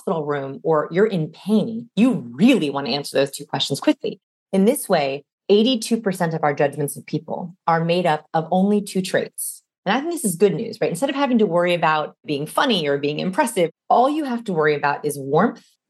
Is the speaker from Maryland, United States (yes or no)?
no; Los Angeles, California, United States; I'm from Los Angeles.